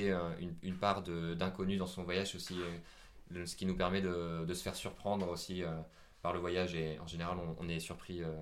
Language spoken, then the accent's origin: French; Vietnam; accent: Vietnamese; Bon, malheureusement, il n'avait pas compris mon accent vietnamien, mais c'est pas grave.